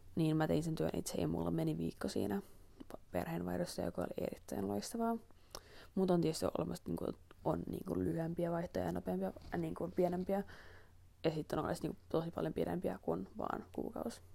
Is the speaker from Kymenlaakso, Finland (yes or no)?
no; Helsinki, Uusimaa, Finland; moved away; mähän olen Helsingistä kotoisin